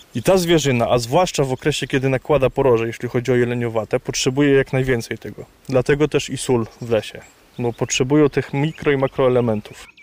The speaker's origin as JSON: {"language": "Polish", "town": "Poniatowa", "region": "Lublin Voivodeship", "country": "Poland", "tie": "born or raised there", "moved": "yes", "said": "Ja pochodzę z Nadleśnictwa Kraśnik, dokładnie z Poniatowej"}